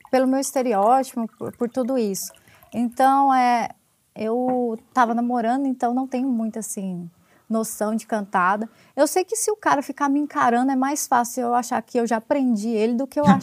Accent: Goiás, Brazil; moved away as an adult; also born or lived in Distrito Federal; now in Brasília, Brazil; Eu sou de Goiás

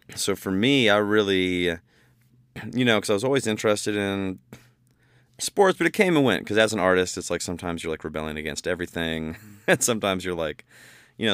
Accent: Bowling Green, Ohio, United States; I'm from Bowling Green, Ohio

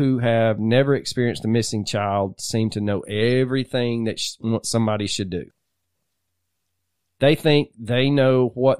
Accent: Georgia, United States; we grew up here

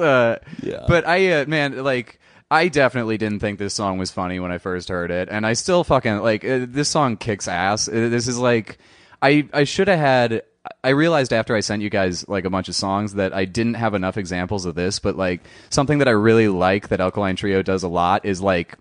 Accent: Minneapolis, Minnesota, United States; I'm from Minneapolis

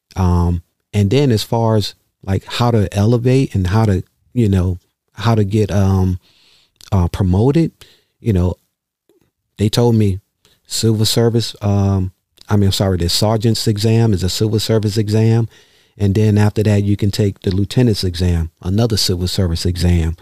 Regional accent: New York, United States; moved away as an adult; now in Baltimore, United States; growing up in New York, even though I wasn't a street kid

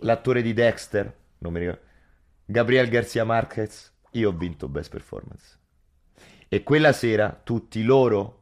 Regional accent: Rome, Lazio, Italy; Soprattutto a Roma, soprattutto io sono dell'Alessandrino, il mio quartiere

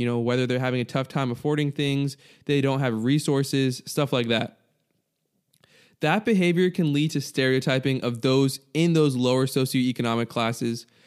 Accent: United States; I'm an American

